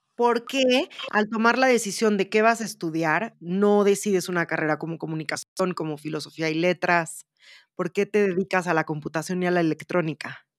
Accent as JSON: {"language": "Spanish", "country": "Mexico", "said": "como escritora mexicana"}